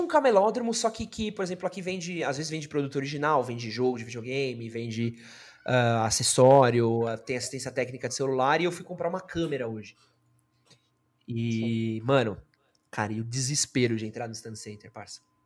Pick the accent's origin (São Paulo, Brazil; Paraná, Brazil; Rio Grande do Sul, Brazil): São Paulo, Brazil; sou, mano, nascido e criado em São Paulo